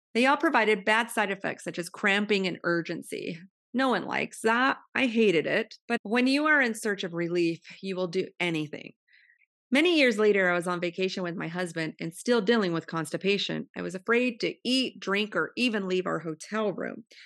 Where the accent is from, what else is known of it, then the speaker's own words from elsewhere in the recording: Modesto, California, United States; moved away as an adult; now in Pasadena, United States; I was born and raised in the Central Valley of Modesto, California